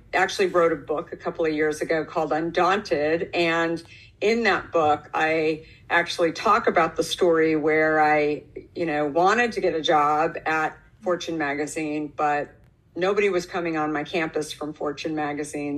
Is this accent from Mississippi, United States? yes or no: no; Arizona, United States; moved away as an adult; also born or lived in New York City; I grew up in Arizona